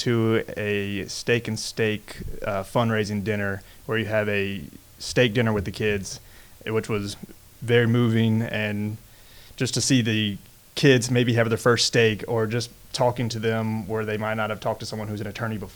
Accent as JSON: {"language": "English", "town": "Baton Rouge", "region": "Louisiana", "country": "United States", "tie": "born or raised there", "said": "I am born and raised here. I went to St. Thomas More to start off"}